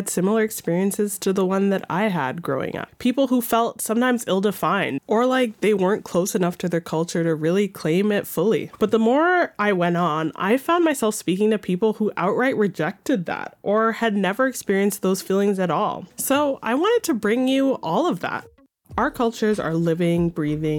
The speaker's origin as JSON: {"language": "English", "country": "Canada", "tie": "born or raised there", "said": "As someone of Jamaican heritage, born and raised in Canada"}